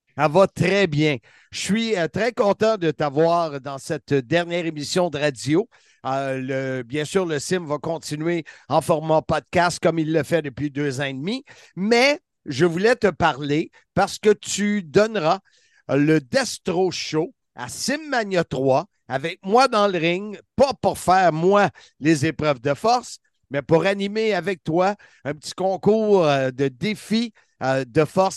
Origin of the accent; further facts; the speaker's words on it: Salaberry-de-Valleyfield, Quebec, Canada; je viens de Valleyfield